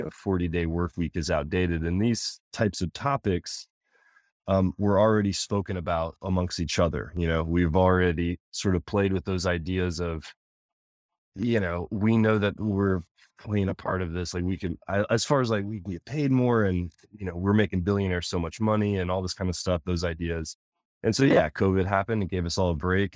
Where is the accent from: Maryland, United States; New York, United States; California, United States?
Maryland, United States; Anne Arundel County; I grew up in Anne Arundel County